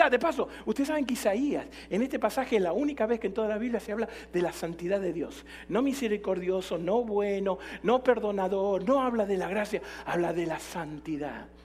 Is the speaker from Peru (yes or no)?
no; Jalisco, Mexico; Somos de Jalisco, no nos rajamos nunca, le metemos para adelante, ¿no?